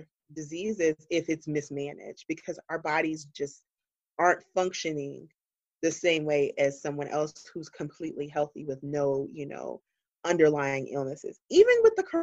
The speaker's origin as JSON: {"language": "English", "region": "Georgia", "country": "United States", "tie": "born or raised there", "moved": "yes", "said": "being a girl from the South, because I'm originally from Georgia"}